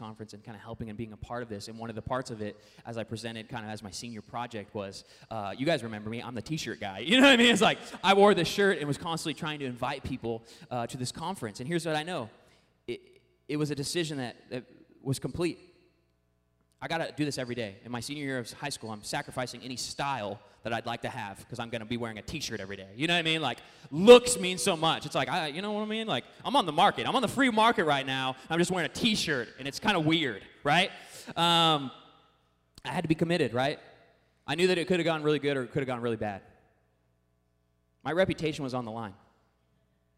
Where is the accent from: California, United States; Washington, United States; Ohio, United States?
Washington, United States; Puyallup; I grew up in the Northwest region, Seattle, suburbs of Seattle, town called Puyallup